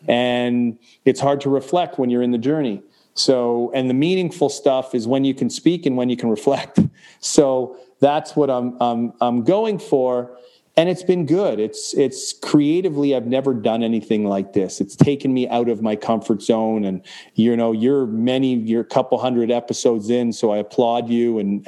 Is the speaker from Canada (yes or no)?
yes; Canada; granted, I'm Canadian, so we don't walk around with these things